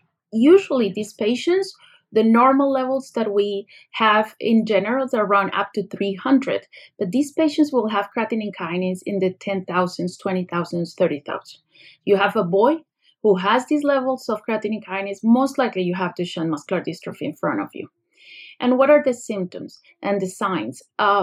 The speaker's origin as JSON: {"language": "English", "country": "Colombia", "moved": "as an adult", "lives_now": "United States", "said": "I came from another country. Actually, I came from Colombia, where I did my medical school."}